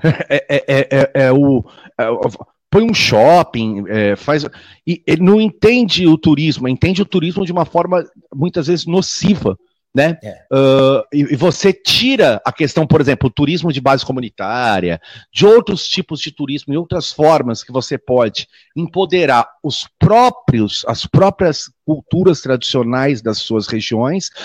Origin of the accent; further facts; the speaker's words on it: Santos, São Paulo, Brazil; sou natural de Santos